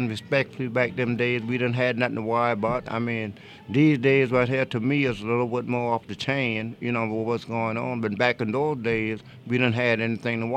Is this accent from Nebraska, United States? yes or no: no; North Charleston, South Carolina, United States; I was born and raised right here in Charleston, South Carolina, in North Charleston on a little place called Jacksonville Road